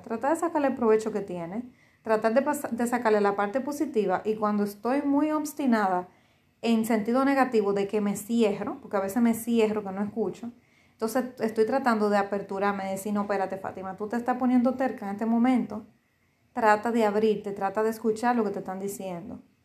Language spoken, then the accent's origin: Spanish; Dominican Republic